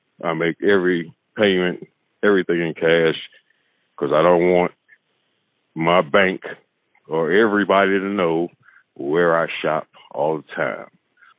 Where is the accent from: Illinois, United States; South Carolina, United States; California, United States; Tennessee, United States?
South Carolina, United States; Greenville; I'm 45 years old. I'm from Greenville, South Carolina.